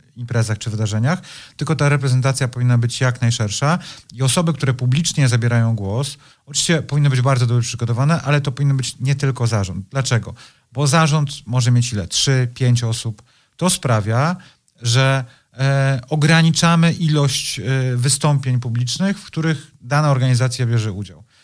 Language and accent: Polish; Poland; jestem z Polski